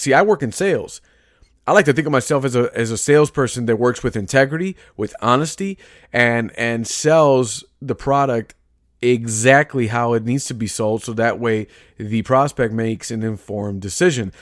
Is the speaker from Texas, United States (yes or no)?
no; Chicago, Illinois, United States; I'm from Chicago, grew, grew up and raised here